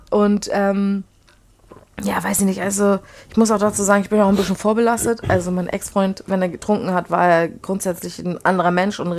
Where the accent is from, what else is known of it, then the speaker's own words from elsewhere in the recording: Poland; Also ich komme ja aus Polen und da ist, ist man halt auch gewohnt, kurze zu trinken